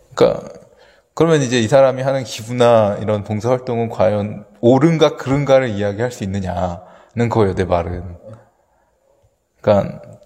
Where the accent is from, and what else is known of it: South Korea